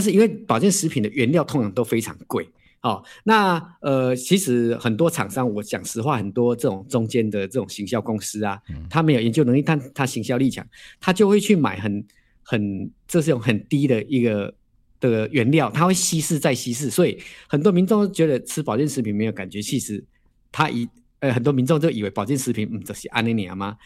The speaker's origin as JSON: {"language": "Chinese", "country": "Taiwan", "said": "我们都是台湾人"}